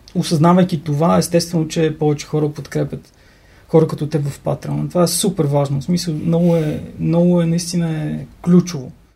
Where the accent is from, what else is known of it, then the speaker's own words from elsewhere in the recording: Sozopol, Burgas Province, Bulgaria; moved away as an adult; now in Sofia, Bulgaria; аз съм от Созопол